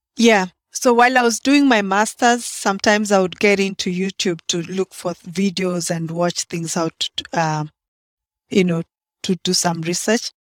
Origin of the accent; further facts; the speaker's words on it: Kenya; moved away as an adult; now in Baltimore, United States; I'm from Kenya. that's in East Africa.